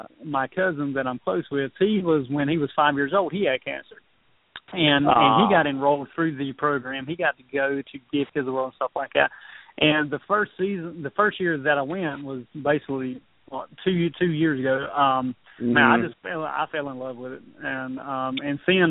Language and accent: English; the South, United States; I was raised in the South